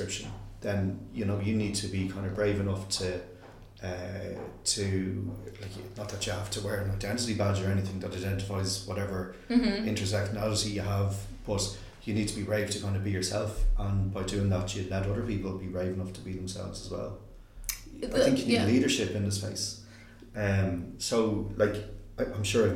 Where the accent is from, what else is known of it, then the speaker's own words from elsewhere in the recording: Ireland; as an Irish person